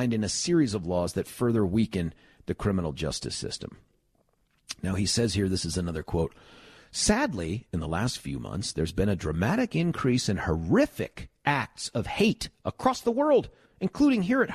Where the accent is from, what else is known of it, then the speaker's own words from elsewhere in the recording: Lakewood, Colorado, United States; when I grew up here in Lakewood, Colorado